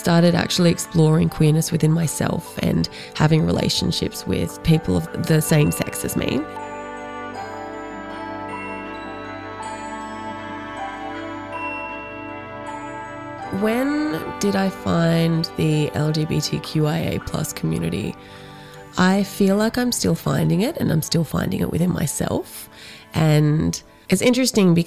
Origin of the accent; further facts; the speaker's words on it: Canberra, Australian Capital Territory, Australia; moved away as an adult; also born or lived in Sydney, Australia; now in Central Victoria, Australia; I grew up in middle-class, white, suburban Canberra